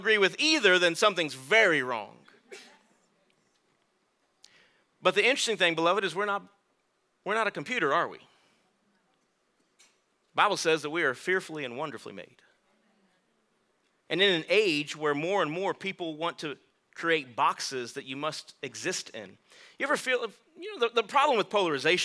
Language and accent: English; Texas, United States; I'm from Texas, so I'm tough